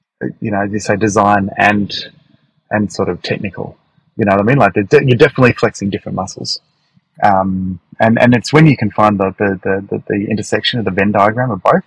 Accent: Brisbane, Queensland, Australia; moved away as an adult; also born or lived in United Kingdom / Canberra; So I grew up in Brisbane.

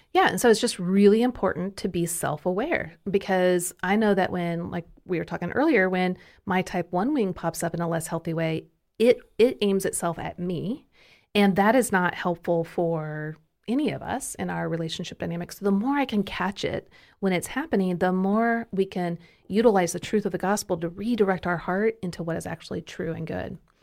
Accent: Kansas City, Missouri, United States; now in Tennessee, United States; I'm from Kansas City, and we only say you guys

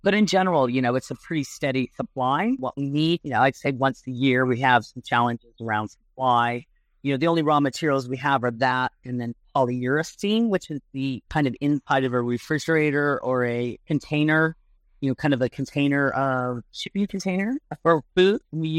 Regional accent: Kenya; So what we do is, we obviously, because we're from Kenya, we have a huge like savanna line. We do huge giraffes, you know, all this kind of like lions, giraffes, warthogs, things to represent Kenya.

